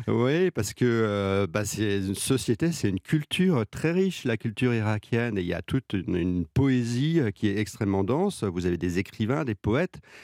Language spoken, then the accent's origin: French; France; moi le français